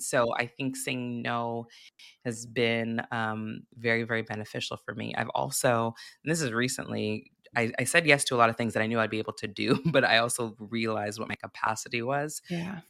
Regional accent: Santa Barbara, California, United States; I grew up in Santa Barbara, California

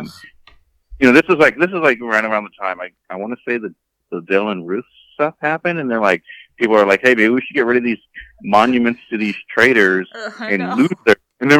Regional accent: Alabama, United States; I grew up in Alabama

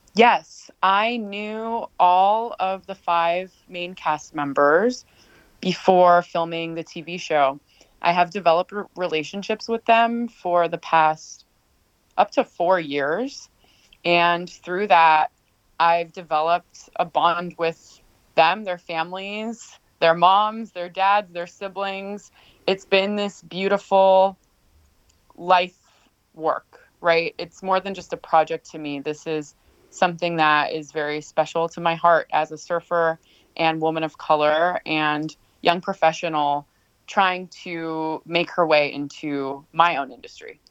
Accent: Los Angeles, California, United States; Growing up in Los Angeles to a single working immigrant mom from Mexico

